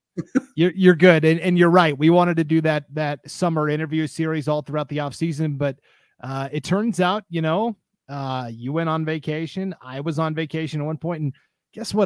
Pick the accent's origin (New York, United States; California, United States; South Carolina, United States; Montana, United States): Montana, United States; moved away; I grew up in Montana